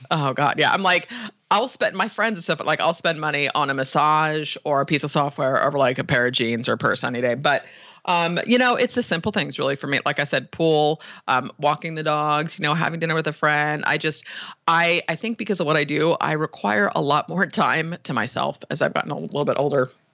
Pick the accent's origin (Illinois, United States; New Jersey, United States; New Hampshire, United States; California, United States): California, United States; San Francisco; born and raised in the Bay Area